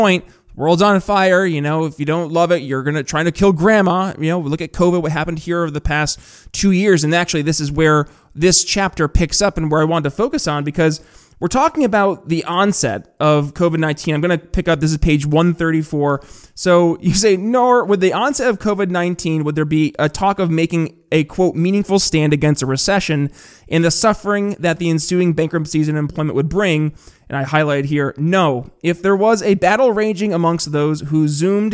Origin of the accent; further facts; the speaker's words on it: northern New York State, United States; growing up in northern New York State.